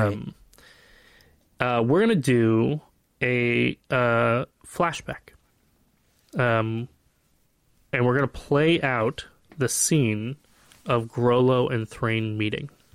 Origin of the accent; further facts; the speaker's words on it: Flagstaff, Arizona, United States; I grew up in Flagstaff, Arizona, and, and it snows every year